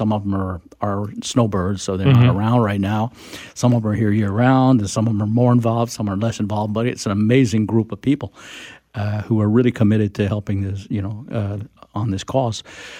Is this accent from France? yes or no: yes; France; born there; well, I was born in France, two American parents, so I was kind of an expat kid.